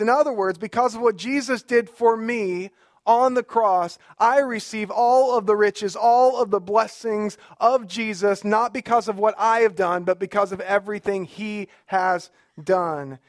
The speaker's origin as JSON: {"language": "English", "region": "Alabama", "country": "United States", "said": "My wife is here, and, uh, we are from Alabama"}